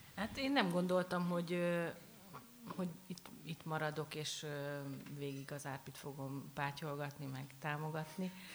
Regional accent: near Baja, Bács-Kiskun, Hungary; vidékről, érsek családról, család, baja mellől

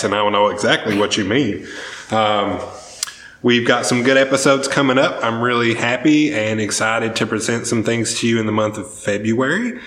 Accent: the South, United States; accent: southern; my southern accent

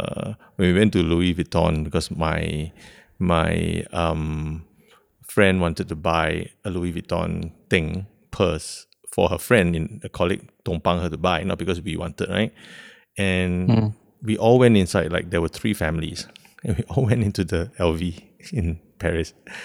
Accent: Singapore

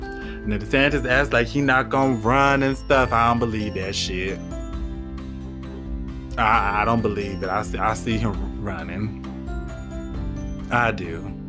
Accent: Florida, United States; my home state of Florida

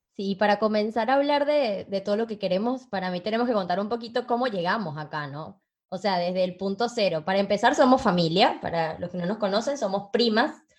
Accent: Venezuela; now in Uruguay; soy venezolana

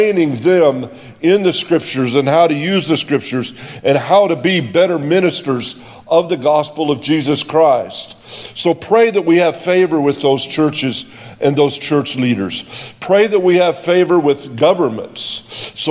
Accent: United States; I'm an American. I'm not from South Africa

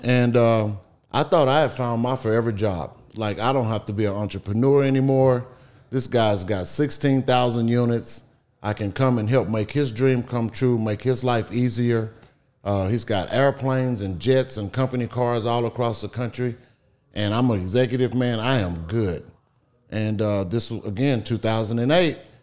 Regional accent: Beaumont, Texas, United States; I grew up in Beaumont, Texas

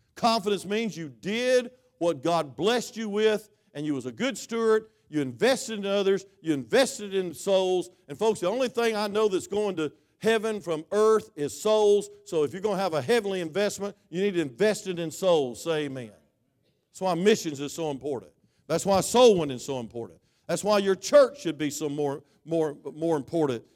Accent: United States; I am American

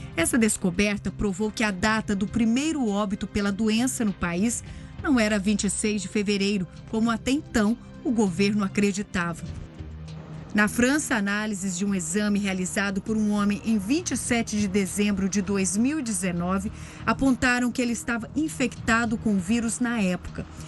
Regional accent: Brazil; nós brasileiros

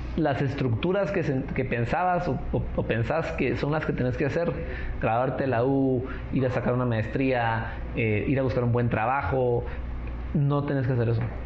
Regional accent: Guatemala; como Chapín

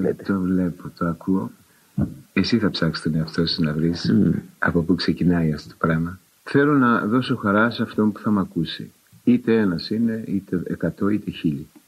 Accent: Nea Ionia, Attica, Greece; γεννήθηκα και μεγάλωσα μέσα σε πρόσφυγε

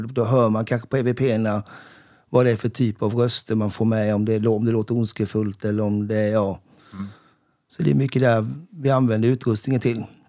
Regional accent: Sävsjö, Jönköping County, Sweden; Sävsjö, där jag kommer ifrån

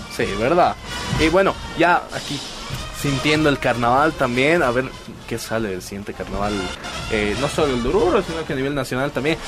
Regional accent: Bolivia; siendo bolivianos

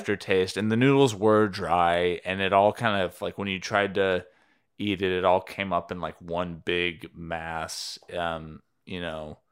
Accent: Cleveland, Tennessee, United States; moved away; this restaurant, Fazoli's, it's a fast food Italian place, uh, in my hometown

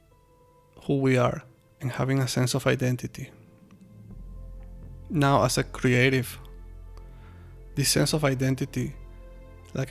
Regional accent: Venezuela; moved away as an adult; now in China; I'm from Venezuela

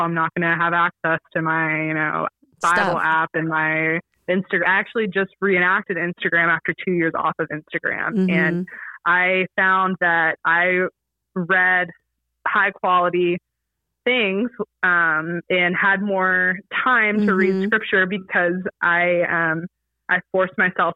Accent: Atlanta, Georgia, United States; growing up in Atlanta, there was a Muslim population

